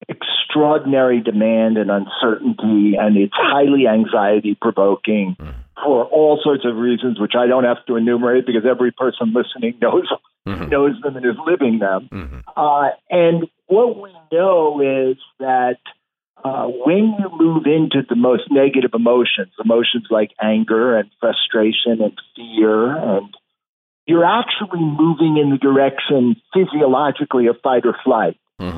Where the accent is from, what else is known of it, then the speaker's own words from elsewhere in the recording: New York City, New York, United States; So I'm a New Yorker by birth and throughout most of my life. Lived in New York City when I was growing up and when my wife and I had our first child, but have since moved just slightly